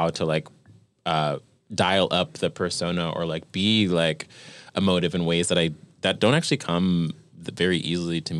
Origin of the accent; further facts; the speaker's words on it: New York, United States; we're from New York